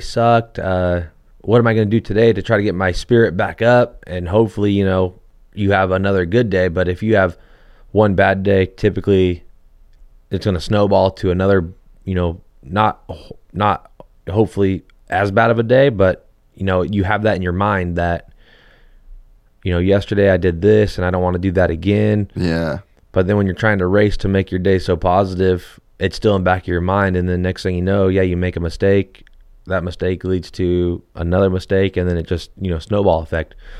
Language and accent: English; Hesperia, California, United States; I grew up in Hesperia and there's like the, a small little area where you can ride